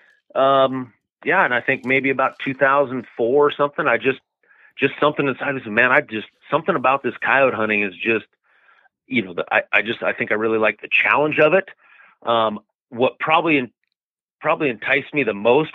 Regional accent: Scottsbluff, Nebraska, United States; I was born and raised here

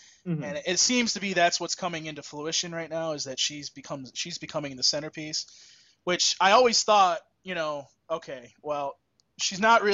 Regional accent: United States; We're American.

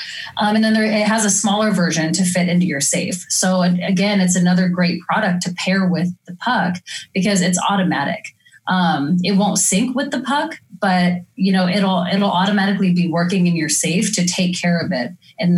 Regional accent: Oregon, United States; I didn't know about how real humidity was until I'm from Oregon and to Missouri.

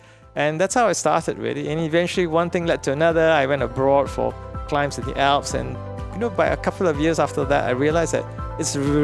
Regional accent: Petaling Jaya, Selangor, Malaysia; now in Singapore; I grew up in Petaling Jaya, which is like a suburb

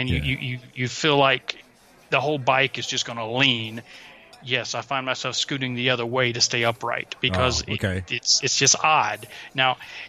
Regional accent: the South, United States; I'm from the South

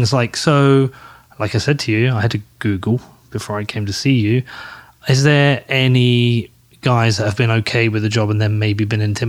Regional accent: United Kingdom; I'm British

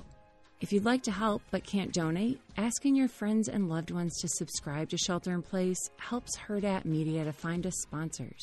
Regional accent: United States; As an American

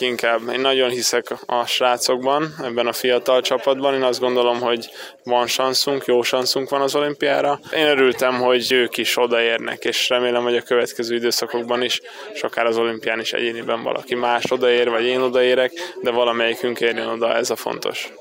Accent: Hungary; magyarok vagyunk

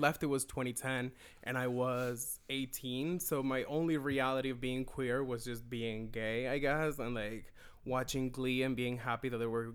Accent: Venezuela; moved away as an adult; now in Toronto, Canada; I am originally from Venezuela. I've been living in Toronto for 7.5 years

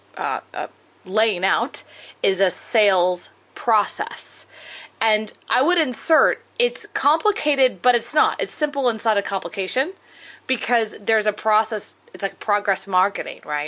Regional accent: Texas, United States; I'm from Texas and my dad was an oil man

